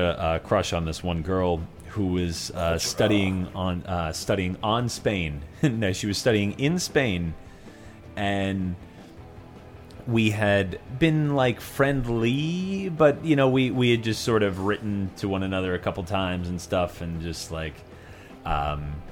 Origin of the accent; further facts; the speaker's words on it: New York, United States; Yeah, I am unfortunately from Long Island.